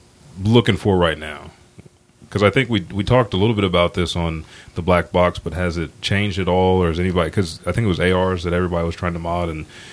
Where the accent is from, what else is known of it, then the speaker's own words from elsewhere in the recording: Anadarko, Oklahoma, United States; where I grew up in Anadarko.